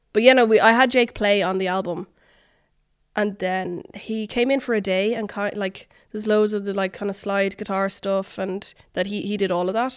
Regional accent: Dublin, Leinster, Ireland; born or raised there; moved away as an adult; also born or lived in New York

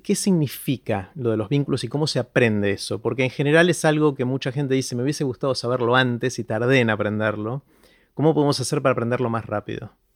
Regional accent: Argentina; soy argentino

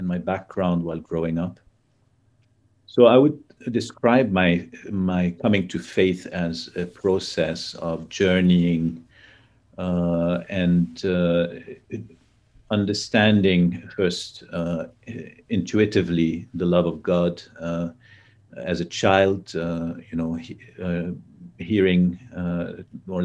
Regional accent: Lebanon; I grew up in Lebanon. I was born in Lebanon, grew up in Lebanon

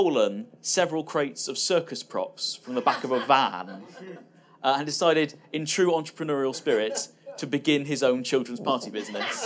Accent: Bristol, South West England, United Kingdom; when I grew up in Bristol, which is a little city in the West Country

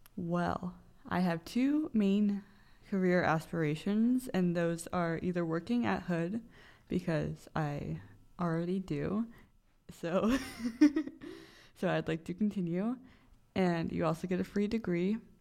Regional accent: Bel Air, Maryland, United States; moved away as an adult; now in Frederick, United States; I am from Bel Air, Maryland, so that's about an hour and a half drive pretty much straight east

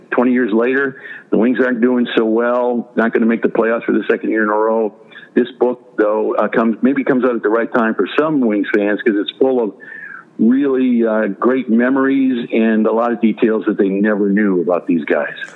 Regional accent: Detroit, Michigan, United States; I'm American. I'm from Detroit.

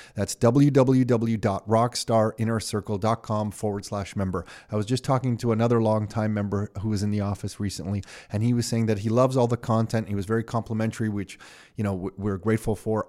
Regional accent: Canada; I was born here in Canada

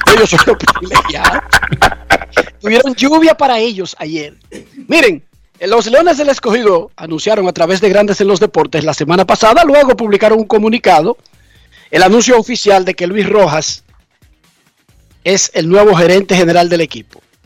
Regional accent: Santo Domingo Oeste, Distrito Nacional, Dominican Republic; born or raised there

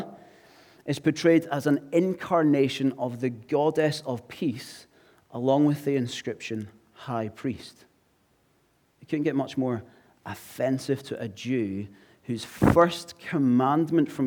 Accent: Glasgow, Scotland, United Kingdom; now in English Riviera, United Kingdom; I'm from Glasgow

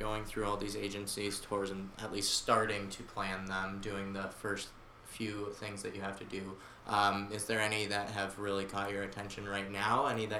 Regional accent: Canton, Michigan, United States; I'm from Canton, which is near about 30 minutes out of Detroit.

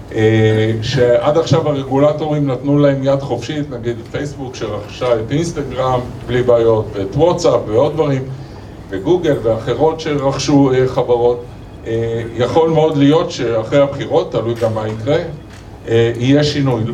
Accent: Israel; בהסתכלות שלנו כישראלים

